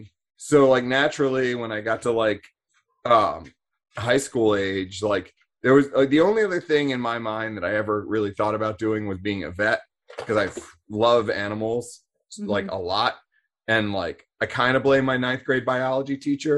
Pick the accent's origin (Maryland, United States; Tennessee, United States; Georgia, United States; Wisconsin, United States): Maryland, United States; Annapolis; I grew up in Annapolis, which is like what Naval Academy town